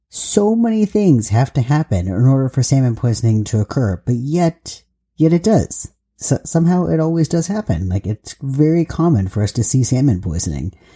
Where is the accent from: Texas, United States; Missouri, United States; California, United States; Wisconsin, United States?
California, United States; Southern; moved away as an adult; now in Pacific Northwest, United States; I am from Southern California, and I did live in Northern California for quite a long time, but I was mostly in Southern California for most of my life, and then I moved up to, to the Pacific Northwest